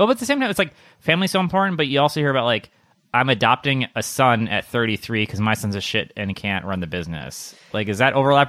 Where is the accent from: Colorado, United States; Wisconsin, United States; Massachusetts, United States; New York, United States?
Wisconsin, United States; I came from Wisconsin, and like, I'm used to seeing like homeless people bundled up